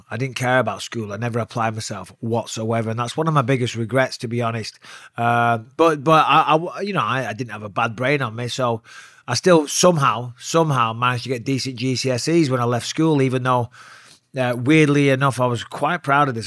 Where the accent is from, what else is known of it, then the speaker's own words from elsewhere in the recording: Clitheroe, North West England, United Kingdom; also born or lived in Cyprus; I was born in Cyprus on an army base, but, you know, grew up in Clitheroe